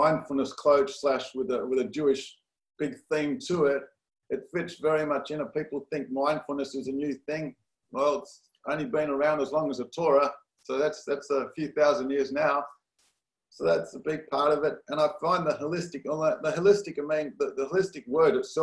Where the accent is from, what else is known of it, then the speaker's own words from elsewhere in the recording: Perth, Western Australia, Australia; moved away as an adult; also born or lived in San Diego, United States; now in Los Angeles, United States; Australia, Perth, Australia. My father was born, both parents actually born in Australia, so I was second generation Australian